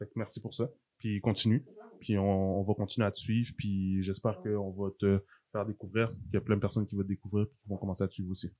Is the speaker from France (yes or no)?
no; Quebec, Canada; Je suis haïtien aussi, d'origine mes parents sont haïtiens, c'est ma culture, ça fait partie de mon histoire. Mais je suis né au Québec.